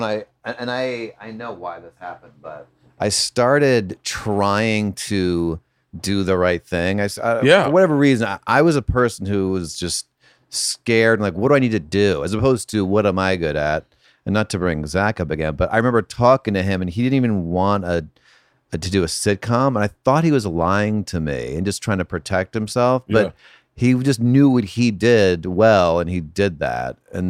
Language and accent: English; Connecticut, United States; born or raised there